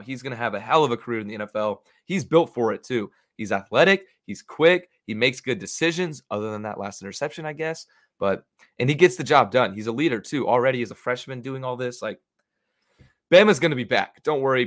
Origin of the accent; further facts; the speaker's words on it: Dallas, Texas, United States; I'm a D F W Texas boy